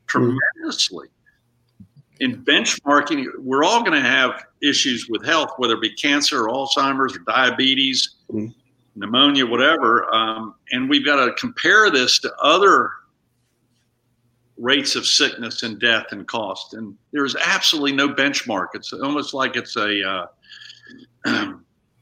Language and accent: English; Columbus, Ohio, United States; moved away; I was born in Columbus, Ohio